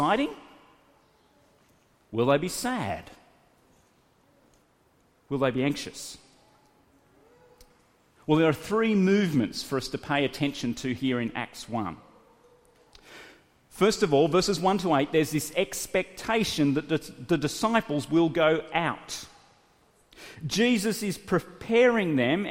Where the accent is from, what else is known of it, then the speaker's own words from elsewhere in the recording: Australia; moved away as an adult; also born or lived in Sydney; I loaded up my little Honda hatchback with everything that I had in my country town and left my hometown to move to Sydney to go to university.